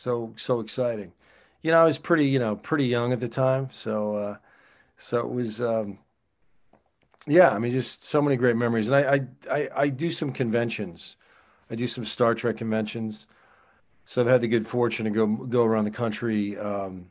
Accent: New Jersey, United States; moved away as an adult; now in California, United States; I'm originally from New Jersey

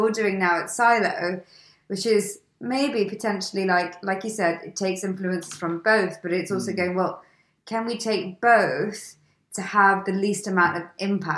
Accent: India; I'm Indian, I get it.

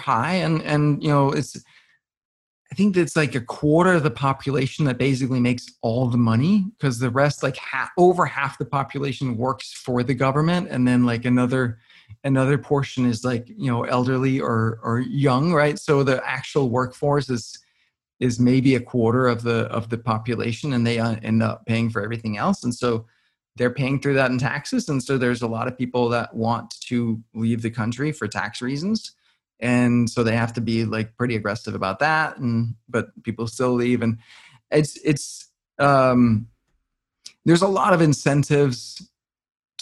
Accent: Denmark; now in United States; growing up in Denmark

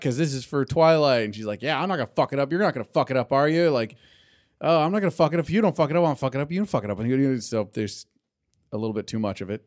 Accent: California, United States; I'm Californian

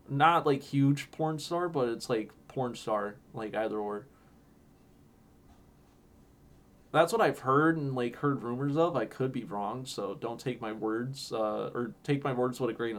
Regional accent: Chicago, Illinois, United States; I'm from Chicago

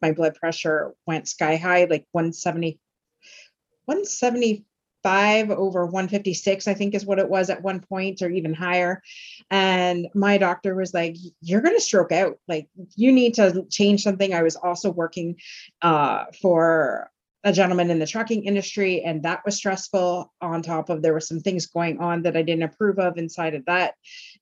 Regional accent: Tilbury, Ontario, Canada; I grew up in Tilbury, Ontario in those days.

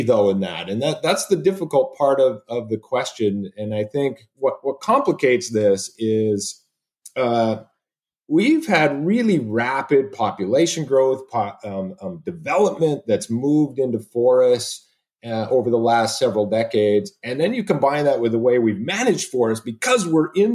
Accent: Sherwood Park, Alberta, Canada; moved away as an adult; also born or lived in British Columbia; now in Oregon, United States; I'm an Alberta boy. I was born and raised in Sherwood Park

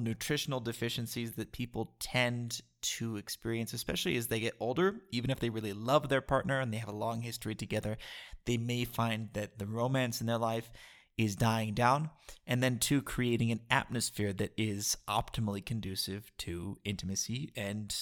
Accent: United States; As an American who has traveled around the world several times over

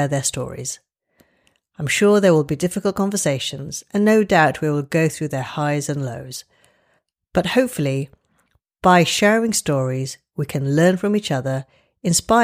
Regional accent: London, United Kingdom; also born or lived in Glasgow / Paris / Los Angeles; I'm a Londoner and I trained in this great city

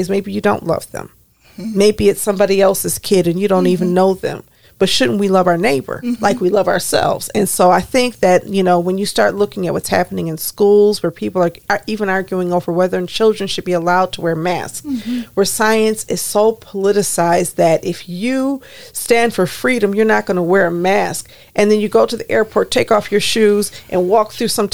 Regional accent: Detroit, Michigan, United States; We grew up together in the Plymouth Church Youth Group.

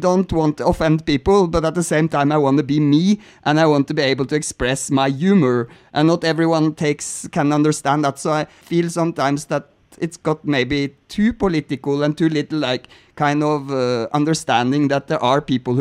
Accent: Norway; I'm from Norway

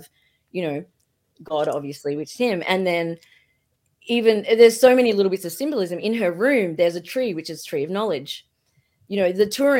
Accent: Australia; I'm Australian, so I say everything in a bizarre way

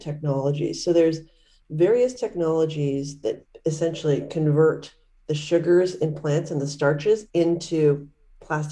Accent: Canada; I grew up in Canada

